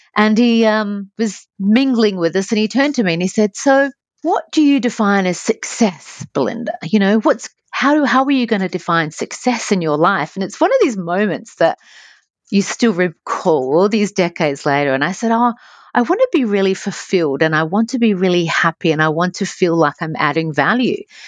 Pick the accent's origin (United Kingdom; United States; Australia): Australia; Adelaide, South Australia; moved away as an adult; I was from Adelaide, so Adelaide's a beautiful place, but you, um, there is the six degrees of separation, as we, as we say fondly in Adelaide